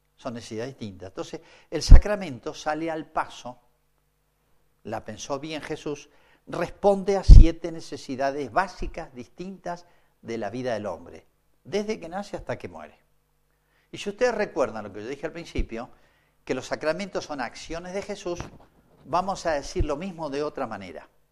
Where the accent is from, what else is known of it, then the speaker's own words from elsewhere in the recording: Argentina; sigo siendo argentino